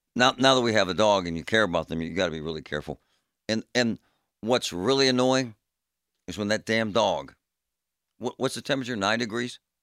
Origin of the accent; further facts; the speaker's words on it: Pittsburgh, Pennsylvania, United States; In my neighborhood, growing up in Groovy Side and in Bloomfield